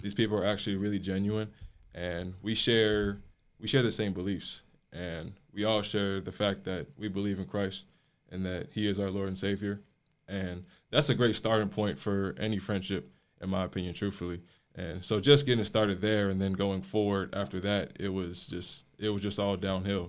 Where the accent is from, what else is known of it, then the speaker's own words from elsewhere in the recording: South Suburbs of Chicago, Illinois, United States; moved away as an adult; I grew up in the South Suburbs of Chicago, Illinois.